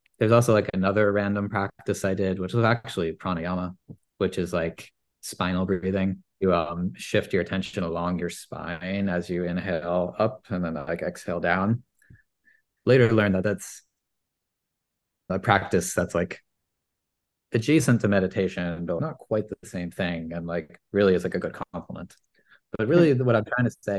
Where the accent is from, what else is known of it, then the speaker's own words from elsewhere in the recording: Maine, United States; born and raised in Maine, grew up spending a lot of time in my family business.